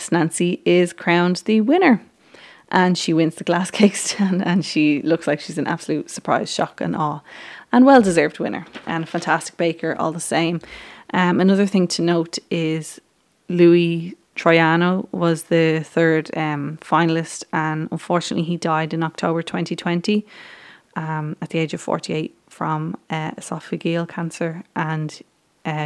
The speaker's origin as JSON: {"language": "English", "country": "Ireland", "said": "I'm from Ireland"}